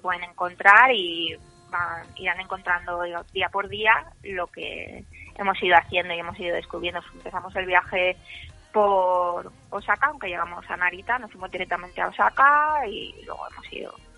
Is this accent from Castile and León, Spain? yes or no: no; Mallorca, Balearic Islands, Spain; nosotros venimos de una isla de Mallorca